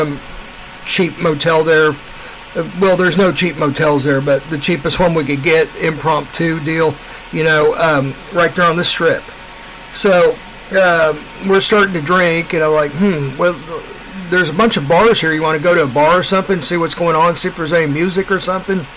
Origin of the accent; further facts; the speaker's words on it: Kansas City, Missouri, United States; People call me hillbilly because I'm from Missouri.